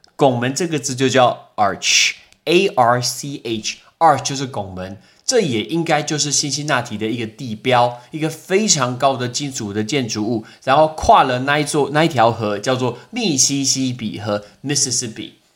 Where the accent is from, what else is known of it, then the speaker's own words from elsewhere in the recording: Taoyuan, Taiwan; 我们来自于台湾的桃园的两个人